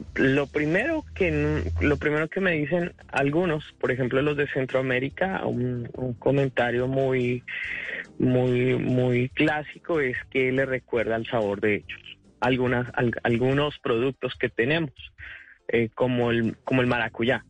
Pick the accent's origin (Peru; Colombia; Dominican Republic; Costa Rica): Colombia; now in United States